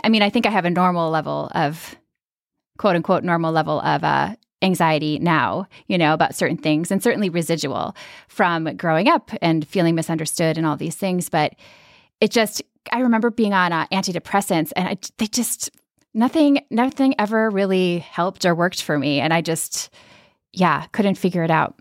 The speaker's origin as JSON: {"language": "English", "region": "Minnesota", "country": "United States", "tie": "born or raised there", "said": "I grew up in Minnesota and in a really kind of like quiet Scandinavian suburban community"}